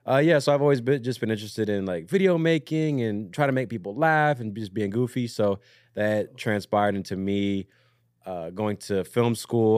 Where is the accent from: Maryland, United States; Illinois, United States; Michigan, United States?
Maryland, United States; Southern; moved away; I'm from Southern Maryland originally